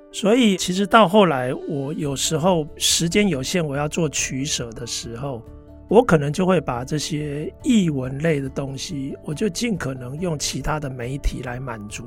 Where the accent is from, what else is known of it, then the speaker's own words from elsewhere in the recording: Taiwan; moved away as an adult; also born or lived in United States; 我们就回来台湾